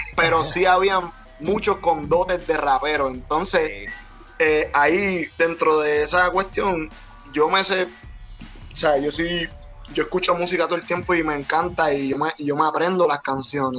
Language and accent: Spanish; Puerto Rico; nuestro país